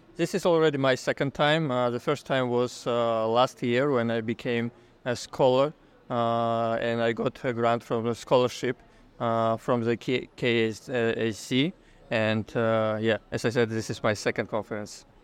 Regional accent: Georgia; I'm from Georgia.

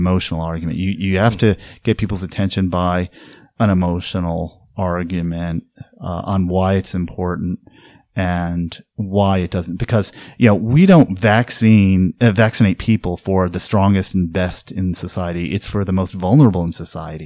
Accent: New England, United States; now in Oregon, United States; I come from New England

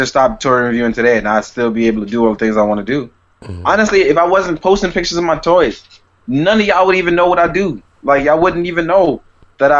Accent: New York City, New York, United States; being a New Yorker, we have New York life

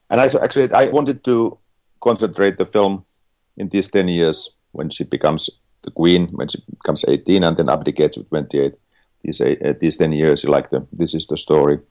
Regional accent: Finland; I'm from Finland

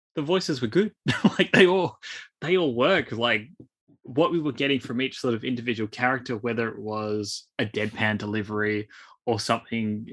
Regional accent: Australia; I'm pretty much as Aussie as it comes

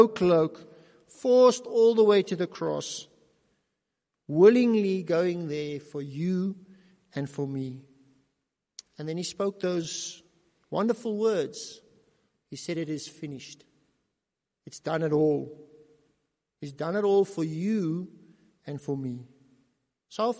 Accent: South Africa; We are South African citizens under South African law, but we're also individual South Africans

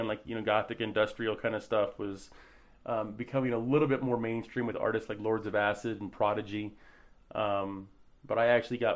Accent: Denver, Colorado, United States; also born or lived in West Palm Beach, United States / Hermosa Beach, United States; Colorado, and Hermosa Beach, California. Those are the two places that I would call home, even though I was born in West Palm Beach, Florida. I've lived all over, though. I've been military family as well, Air Force, so bounced around quite a bit.

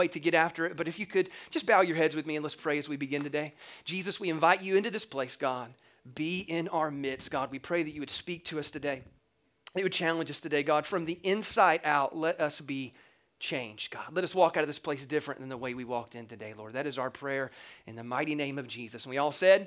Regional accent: South Carolina, United States; growing up in the South, in South Carolina, there's more Baptists than Christians

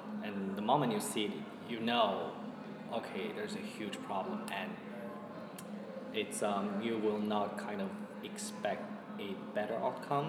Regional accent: China; moved away as an adult; now in United States; where I came from China

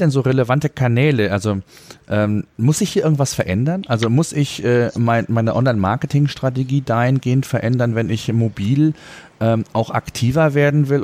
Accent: Germany; Bei uns in Deutschland

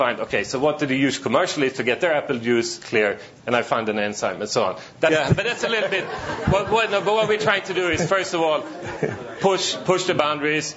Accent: Sweden; moved away as an adult; also born or lived in China / Australia / Singapore; I was born in Sweden, grew up there

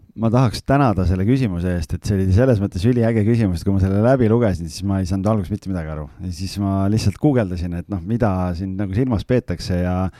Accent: Lääne-Viru County, Estonia; moved away; mina olen ise Lääne-Virumaalt äh, väikesest külas üles kasvanud

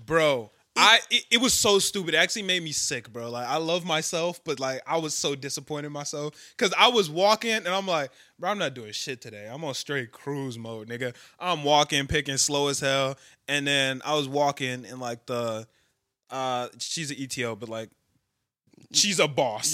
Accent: Chicago, Illinois, United States; I'm just from Chicago

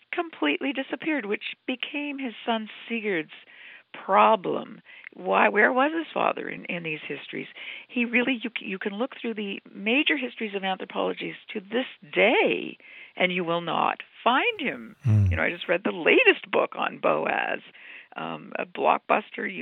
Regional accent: Nova Scotia, Canada; I'm from Nova Scotia too

